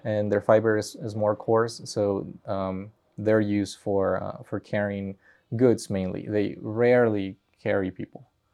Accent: Peru; now in Colorado, United States; I'm from Peru.

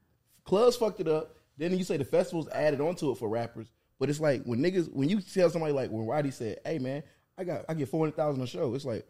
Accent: Atlanta, Georgia, United States; born or raised there; also born or lived in North Carolina

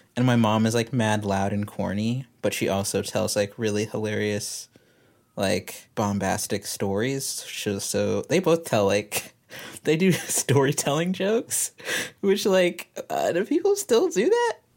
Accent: Texas, United States; I'm from Texas, but I, I, like, I don't really feel super Texan, but I also kinda

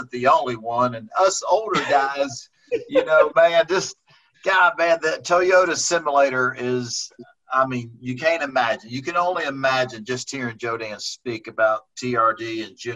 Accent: Houston, Texas, United States; a kid like me growing up in Houston, Texas

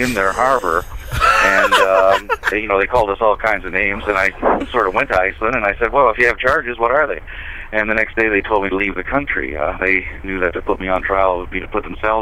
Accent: Atlantic Canada, Canada; also born or lived in Toronto; now in United States; I'm from Canada. I was born in Toronto, raised in a fishing village in the east coast of Canada, but I'm actually a U.S. citizen now

